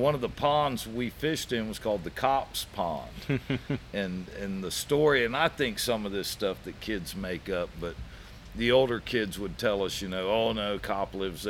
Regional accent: Brandon, Florida, United States; I grew up more inland. I grew up in Brandon, so it wasn't like I lived on the coast and the coast was really close.

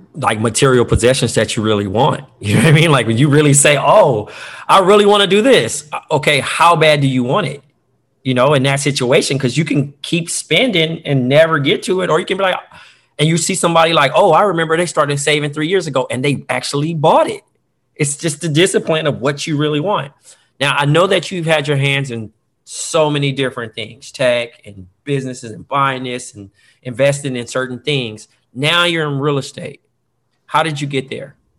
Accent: Compton, California, United States; Growing up in Compton

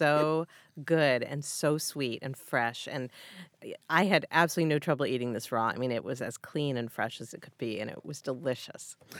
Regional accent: near Hartford, Connecticut, United States; I grew up near Hartford, Connecticut, and worked at a West Indian bakery.

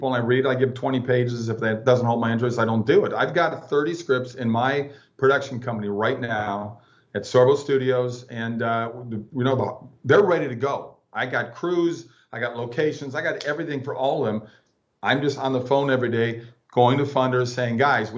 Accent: Minnesota, United States; I grew up in Minnesota where my parents were Walter Mondale, Hubert Humphrey Democrats

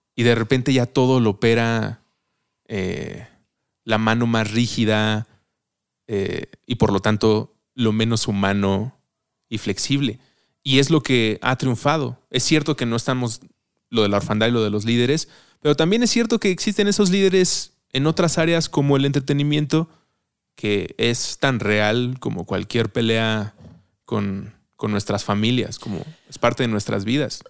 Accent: Mexico City, Mexico; como chilango, antes de empezar a grabar hablábamos de la chilanguez, lo sentía muy propio, como si esto es de la ciudad en la que crecí

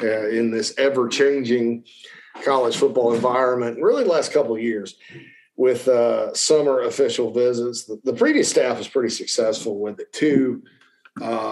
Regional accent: Spartanburg, South Carolina, United States; my hometown of Spartanburg, Daniel Morgan Avenue

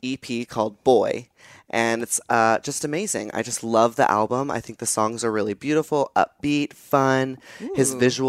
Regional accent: Texas, United States; moved away; growing up in Texas, a little gay boy

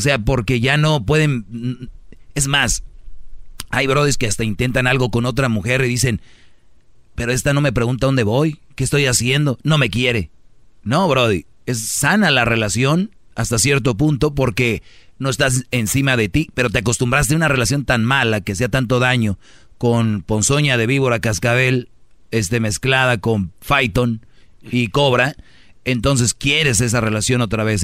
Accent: Monterrey, Nuevo León, Mexico; soy de Monterrey

